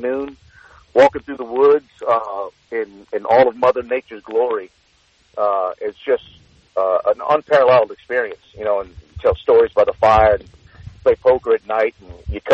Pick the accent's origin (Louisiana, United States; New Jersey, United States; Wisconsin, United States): Louisiana, United States; Cajun country; growing up in Cajun country